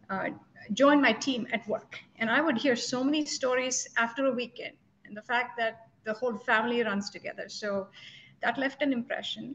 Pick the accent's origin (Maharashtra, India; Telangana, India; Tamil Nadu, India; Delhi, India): Telangana, India; Hyderabad; now in Westminster, New Jersey, United States; I'm originally from Hyderabad, which is from South India.